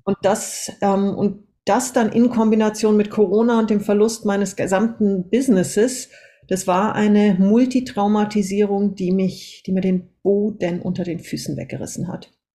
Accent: Austria; moved away as an adult; also born or lived in Munich, Germany / Singapore; wir sind dann mit acht Jahren nach Österreich ausgewandert, erstmal in ein Bergdorf

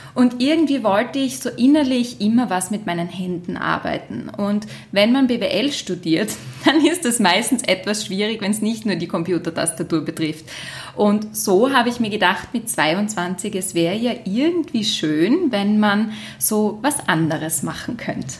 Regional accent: Graz, Styria, Austria; als Grazerin

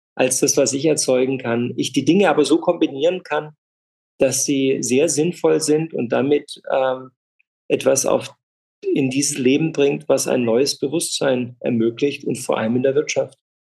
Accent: Freiburg, Baden-Württemberg, Germany; Ich bin in Freiburg groß geworden

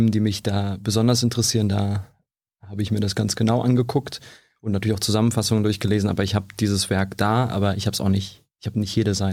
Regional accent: Krefeld, North Rhine-Westphalia, Germany; moved away; wir kommen beide aus NRW ursprünglich. Ich komme aus Krefeld

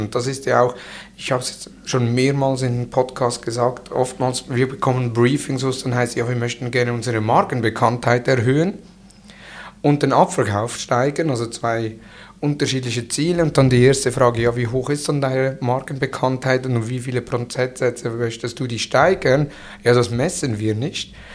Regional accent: Switzerland

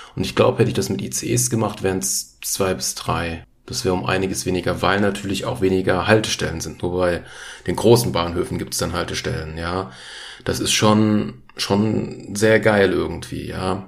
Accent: Frankfurt, Hesse, Germany; Ich bin ja Frankfurter quasi oder grob geschätzt, komme ja aus der Gegend.

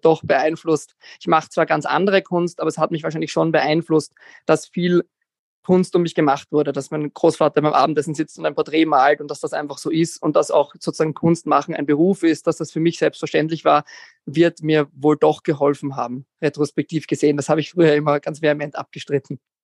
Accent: Vienna, Austria; Ich bin aus Wien, 33 Jahre

